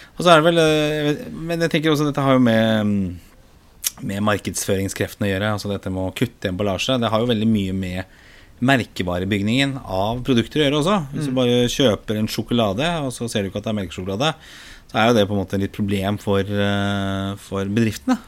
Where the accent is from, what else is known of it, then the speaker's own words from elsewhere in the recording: Oslo, Norway; er jo født og oppvokst i Oslo